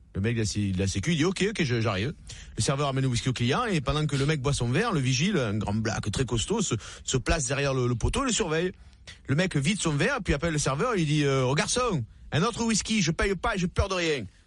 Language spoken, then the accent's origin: French; Marseille, Provence-Alpes-Côte d'Azur, France; comme on dit chez nous à Marseille